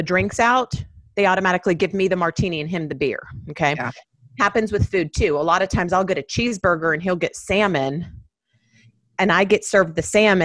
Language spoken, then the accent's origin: English; Miami, Florida, United States; I grew up in Miami